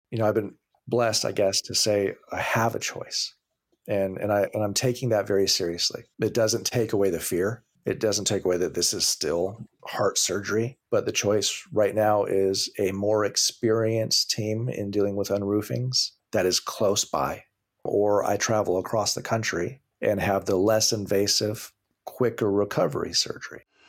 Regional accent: Hawaii, United States; now in California, United States; I grew up in Hawaii

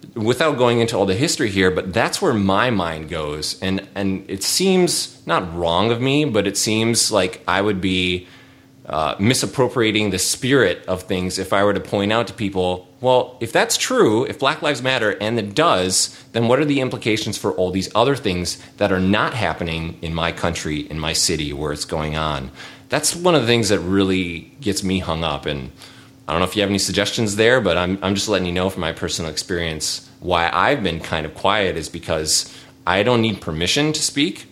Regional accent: St. Paul, Minnesota, United States; where I grew up in St. Paul

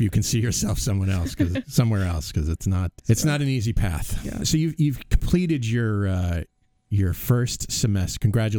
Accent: Cape Cod, Massachusetts, United States; moved away; I grew up on Cape Cod. Beautiful place to grow up.

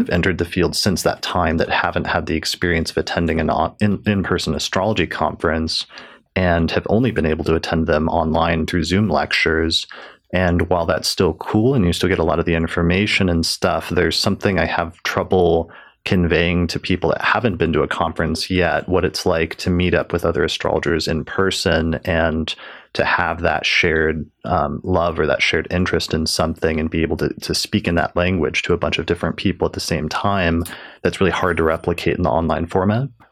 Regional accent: Denver, Colorado, United States; not far from Denver, from my hometown

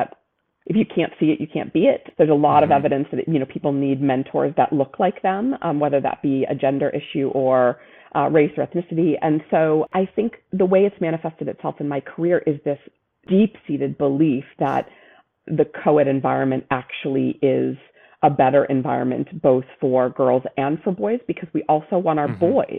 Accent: Brockton, Massachusetts, United States; moved away; I grew up in a town called Brockton, a city called Brockton, Massachusetts.

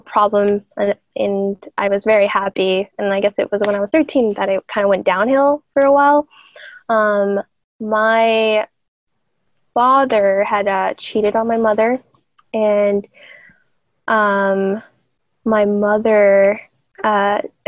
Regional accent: Austin, Texas, United States; also born or lived in Mexico / San Antonio, Texas; I'm originally from Austin, Texas. Pretty much grew up in Austin, but I think there was like a small stint when I moved to Mexico

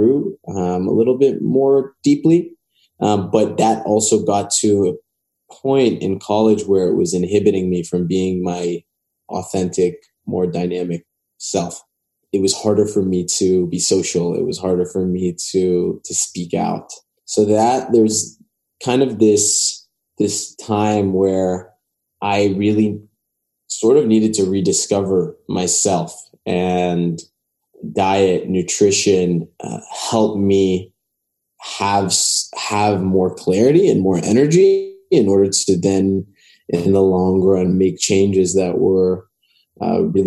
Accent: Los Angeles, California, United States; I grew up in West

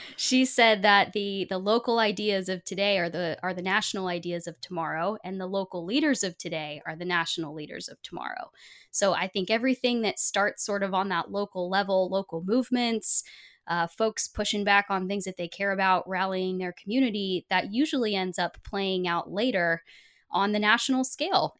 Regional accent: Portland, Oregon, United States; I was born in Portland, Oregon

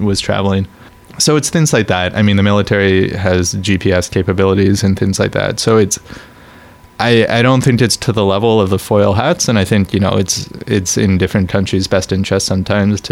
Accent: Canada; I'm Canadian

